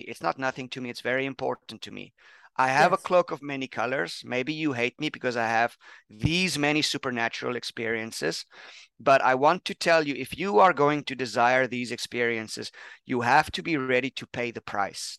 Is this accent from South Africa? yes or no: yes; South Africa; also born or lived in Pennsylvania, United States; now in Thailand; I'm from South Africa. I'm working in Thailand now.